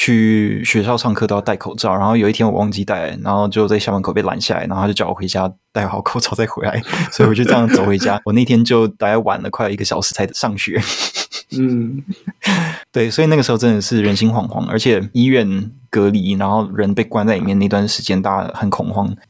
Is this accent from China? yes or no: no; Taiwan; also born or lived in United States; 因为我也是小时候住在美国，然后后来回台湾的，而且我的年纪跟阮凤仪导演，我们都九零年生的